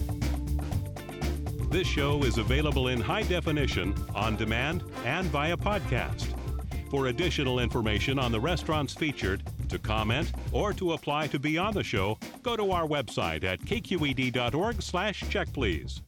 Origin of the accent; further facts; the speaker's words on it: San Francisco, California, United States; I grew up in San Francisco